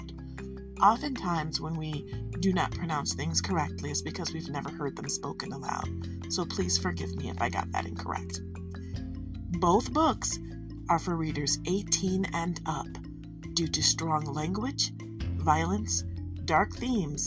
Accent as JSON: {"language": "English", "town": "Detroit", "region": "Michigan", "country": "United States", "said": "I'm from Detroit"}